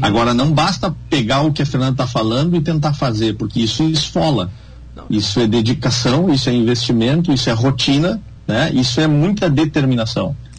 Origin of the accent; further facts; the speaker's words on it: Santana do Livramento, Rio Grande do Sul, Brazil; eu sou de Santana do Livramento